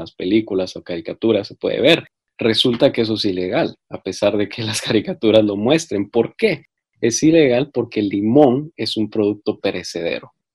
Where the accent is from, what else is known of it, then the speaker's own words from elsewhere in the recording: Guatemala; now in United States; yo en mi país, en Guatemala